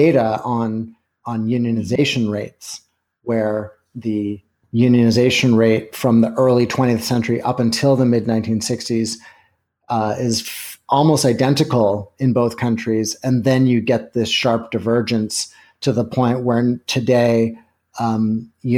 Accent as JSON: {"language": "English", "country": "Canada", "tie": "born or raised there", "moved": "yes", "lives_now": "United States", "said": "I grew up in Canada, but have lived in the States for a long time"}